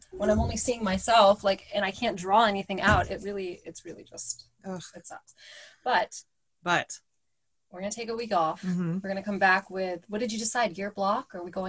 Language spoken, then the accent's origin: English; Orange County, California, United States; we grew up in Orange County and we're not black, obviously, but being Middle Eastern